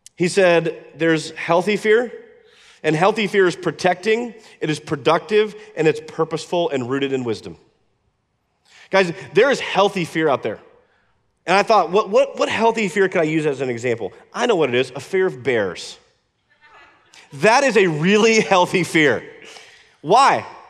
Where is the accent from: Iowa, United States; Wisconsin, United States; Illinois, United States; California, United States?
Iowa, United States; moved away; When I was a kid, I grew up in Iowa